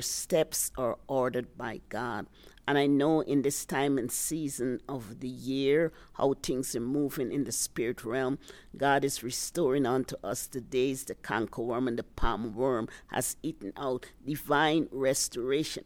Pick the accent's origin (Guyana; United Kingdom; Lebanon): Guyana; also born or lived in New York, United States / Virginia, United States; now in Colorado, United States; I'm originally from British Guiana, South America